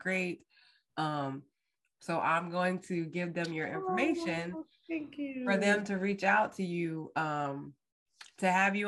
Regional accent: New Jersey, United States; moved away as an adult; now in Texas, United States; I grew up like near Tabitha. Oh, you're South Jersey. Right, South Jersey.

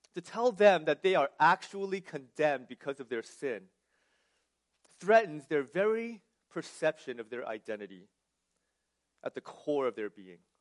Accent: New Jersey, United States; also born or lived in California; I was born and raised in New Jersey

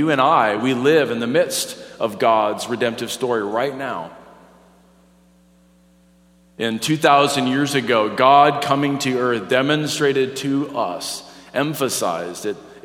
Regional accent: North Dakota, United States; moved away; I'm from North Dakota

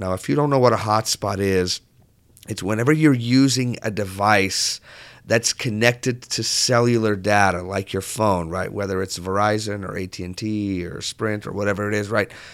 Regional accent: southern Portugal, Portugal; moved away; when I grew up in Portugal, I grew up on the south part of Portugal

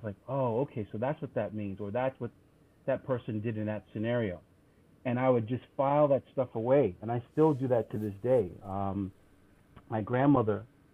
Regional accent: U.S. Virgin Islands; also born or lived in St. John; growing up in the Caribbean, particularly in the U.S. Virgin Islands

